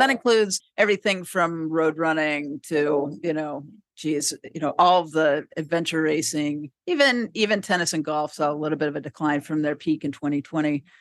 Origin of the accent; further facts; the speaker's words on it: San Diego, California, United States; I grew up in San Diego